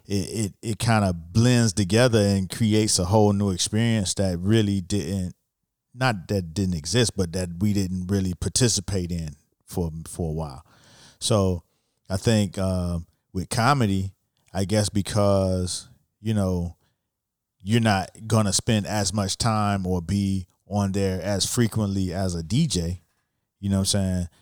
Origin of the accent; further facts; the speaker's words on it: Miami Gardens, Florida, United States; I'm from Miami and the neighborhood where I grew up, which, you know, it's called Miami Gardens now